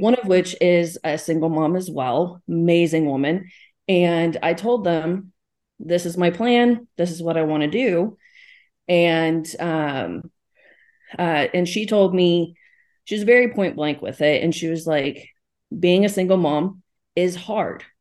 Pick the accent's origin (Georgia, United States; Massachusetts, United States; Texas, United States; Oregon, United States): Texas, United States; I live in Texas, so I'm down the South